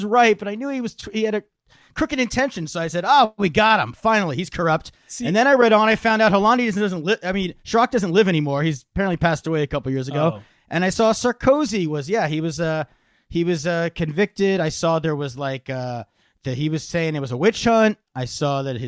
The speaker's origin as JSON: {"language": "English", "country": "United States", "said": "we as Americans"}